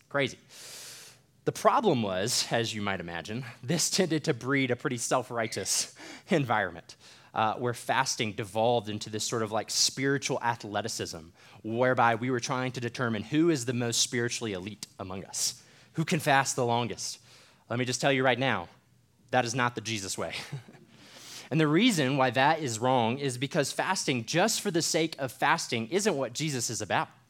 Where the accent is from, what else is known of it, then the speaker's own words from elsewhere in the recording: United States; as American believers